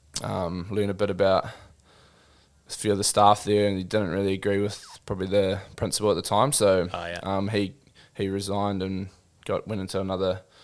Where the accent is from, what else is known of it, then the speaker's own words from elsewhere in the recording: Gisborne, New Zealand; also born or lived in Auckland; So I was born in Auckland, but at the time my parents were living in Gisborne.